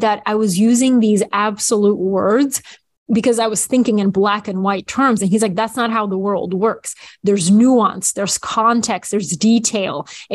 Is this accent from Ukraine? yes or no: no; Bulgaria; moved away; when I was little, growing up in Bulgaria